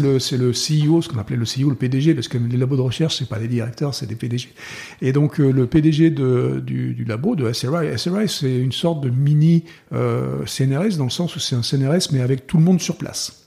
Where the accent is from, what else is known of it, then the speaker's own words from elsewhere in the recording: France; moved away as an adult; moi, en tant que Français